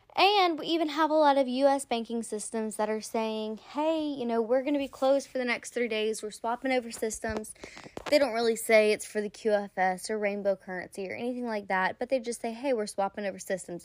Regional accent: Louisiana, United States; I'm from Louisiana

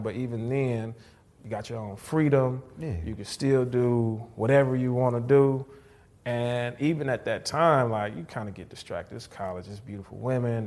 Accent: Houston, Texas, United States; moved away as an adult; now in North Texas, United States; I'm originally from Houston.

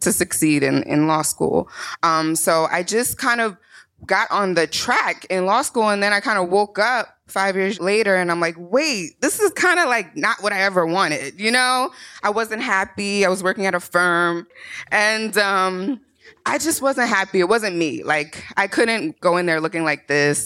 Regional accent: Morristown, New Jersey, United States; also born or lived in Newark, New Jersey; But I am a Jersey girl. I was born and raised in Marstown, New Jersey.

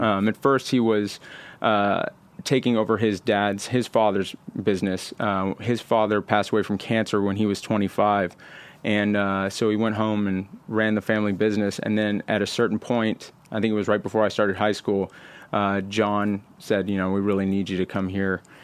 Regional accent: Houston, Texas, United States; moved away as an adult; also born or lived in Austin, Texas; now in California, United States; born in Houston, um, and lived in Houston until I was about, uh, fourteen

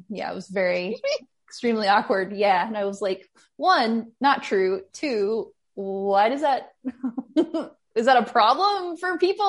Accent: Alabama, United States; now in Chicago, United States; I grew up in Alabama

